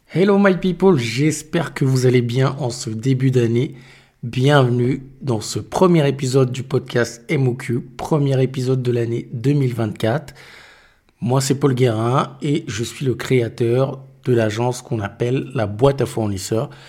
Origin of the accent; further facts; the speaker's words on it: Cameroon; je suis du Cameroun